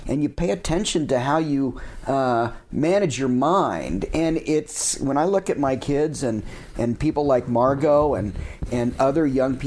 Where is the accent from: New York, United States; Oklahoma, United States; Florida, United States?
Oklahoma, United States; moved away; also born or lived in Wyoming; I grew up in Oklahoma and found a way to learn to climb even there and made my way to Wyoming